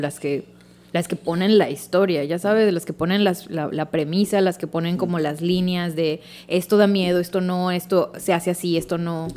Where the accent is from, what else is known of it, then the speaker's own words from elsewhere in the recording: Mexico; Somos americano, mexicano